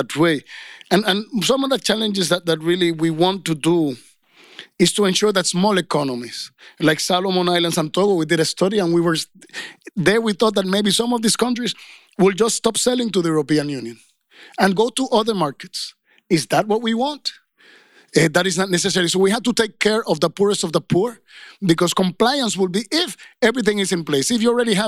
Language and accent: English; Dominican Republic; I come from Dominican Republic, and I worked a lot in Haiti.